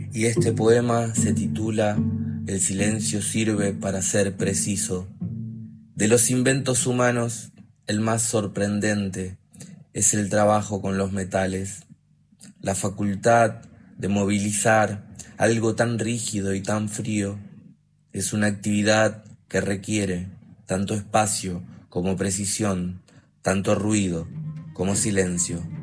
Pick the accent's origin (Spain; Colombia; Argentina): Argentina; Tostado, Santa Fe; soy de Tostado, Santa Fe, tengo 28 años